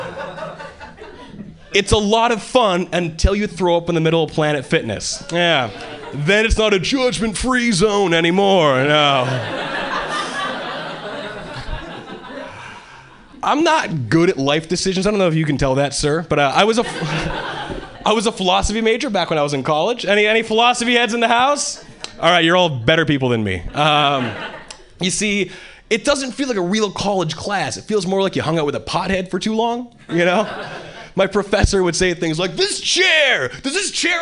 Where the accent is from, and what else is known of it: Hawaii, United States; born or raised there; moved away as an adult; now in Boston, United States